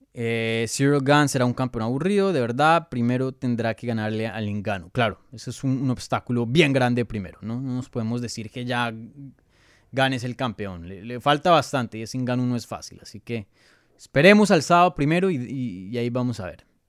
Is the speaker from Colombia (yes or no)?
yes; Colombia; first language Spanish; moved away; mi primer idioma es español, soy colombiano, nací en Colombia, mis papás son de Colombia